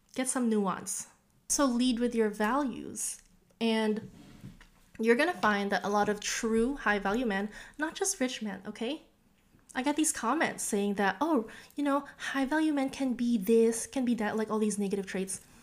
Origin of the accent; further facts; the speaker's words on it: Orange County, California, United States; I'm from Orange County